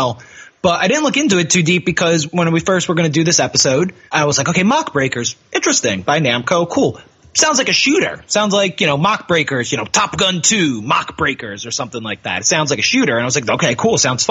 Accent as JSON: {"language": "English", "country": "United States"}